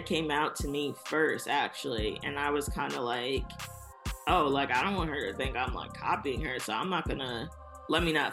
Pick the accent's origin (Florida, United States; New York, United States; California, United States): New York, United States; New York City; also born or lived in Brooklyn, New York; I'm here in Brooklyn, New York, but I was raised in Staten Island, New York.